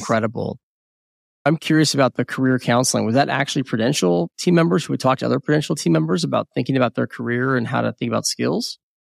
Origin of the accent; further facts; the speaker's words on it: United States; first language English; Born in the United States, English is my first language.